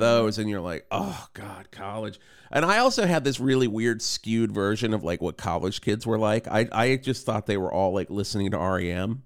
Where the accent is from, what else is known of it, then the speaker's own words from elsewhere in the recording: Radford, Virginia, United States; moved away; I grew up in Radford, so it's in the southwest corner, um, little south of Roanoke